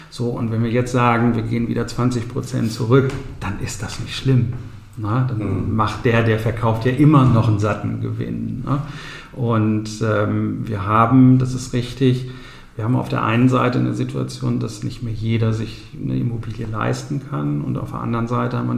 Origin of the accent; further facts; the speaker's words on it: Bünde, North Rhine-Westphalia, Germany; Ja, Buchholz war von der Größe her so ähnlich wie mein Heimatort in Ostwestfalen. Ich komme aus Bünde, Ostwestfalen.